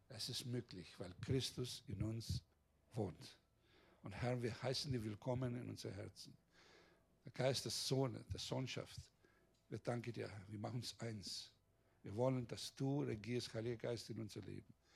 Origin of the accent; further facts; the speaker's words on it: Greece; Bei uns in Griechenland